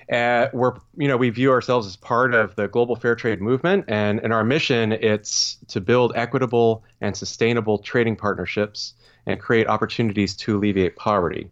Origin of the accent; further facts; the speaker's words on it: Vermont, United States; moved away as an adult; also born or lived in Stowe, Vermont / Burlington, Vermont / Cleveland, Ohio; now in Lancaster, Pennsylvania, United States; born and raised in the great state of Vermont